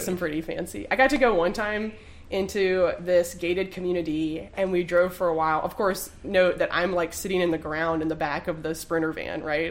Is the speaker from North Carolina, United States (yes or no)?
yes; Durham, North Carolina, United States; moved away as an adult; now in Greensboro, United States; I'm like a at least like a fourth generation Durhamite. My great grandfather started a plumbing business there that my dad still runs, so all my family is